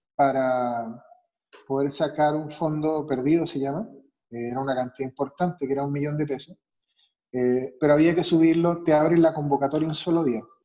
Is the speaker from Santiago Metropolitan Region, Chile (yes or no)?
yes; Santiago, Santiago Metropolitan Region, Chile; also born or lived in Mexico City / Guadalajara; now in Mexico; Yo soy chileno, de Santiago